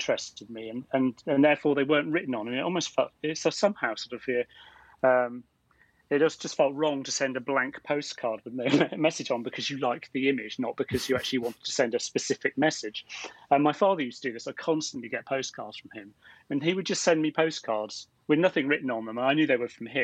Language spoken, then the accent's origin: English; Bristol, South West England, United Kingdom; moved away as an adult; also born or lived in Leeds / York; I was born in Bristol. My parents lived in Clifton